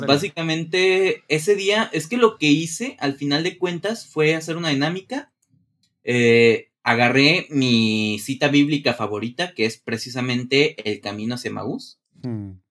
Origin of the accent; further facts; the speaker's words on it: Guadalajara, Jalisco, Mexico; yo nací en Guadalajara, Jalisco, de aquí de México